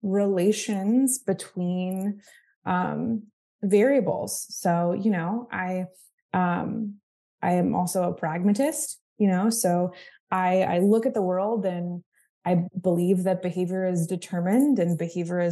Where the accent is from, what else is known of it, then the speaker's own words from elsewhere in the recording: Florida, United States; also born or lived in Massachusetts; I grew up in Florida